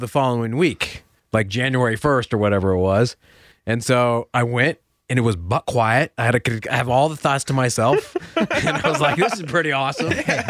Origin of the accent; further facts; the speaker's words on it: Washington, United States; moved away; I grew up in Washington State